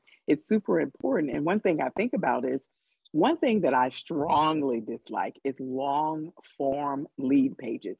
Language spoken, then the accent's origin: English; Chicago, Illinois, United States; now in California, United States; we're both from Chicago